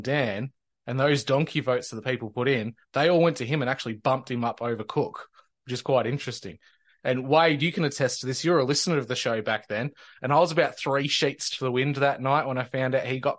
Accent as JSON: {"language": "English", "region": "Victoria", "country": "Australia", "said": "we no longer have to call ourselves Danistanians and we can call ourselves Victorians again"}